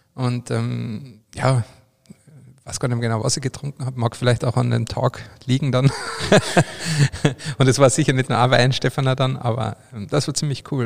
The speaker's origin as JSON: {"language": "German", "country": "Austria", "said": "bei mir daheim oder bei uns in Österreich"}